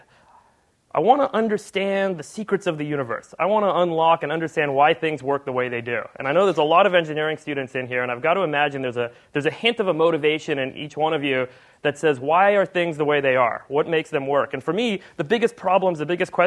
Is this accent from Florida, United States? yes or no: no; Los Angeles, California, United States; also born or lived in Cape Town, South Africa; when I grew up in Hollywood, I went to the school with all the Hollywood kids